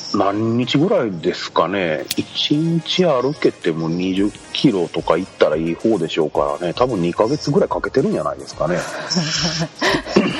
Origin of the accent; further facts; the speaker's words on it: Kochi, Japan; 高知で生まれて育って気づけばもうそろそろ32年になろうとします